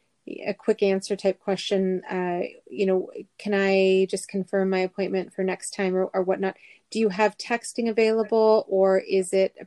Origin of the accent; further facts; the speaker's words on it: Philippines; As a Filipina myself